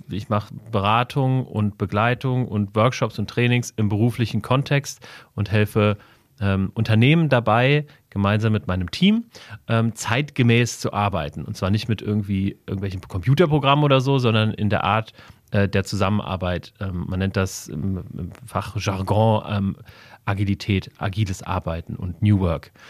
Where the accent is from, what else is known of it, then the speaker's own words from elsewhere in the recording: Wiesbaden, Hesse, Germany; born there; Ich bin in Wiesbaden geboren. Wir sitzen gerade in Wiesbaden.